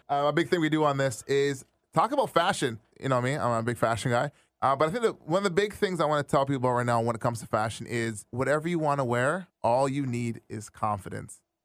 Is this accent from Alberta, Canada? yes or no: no; Brampton, Ontario, Canada; I grew up in Brampton